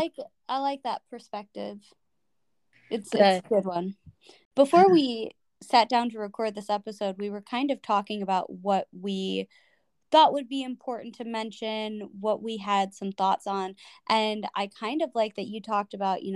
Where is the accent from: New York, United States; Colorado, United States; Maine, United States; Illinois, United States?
Illinois, United States; Chicago; moved away; you are going to be in my hometown, pretty much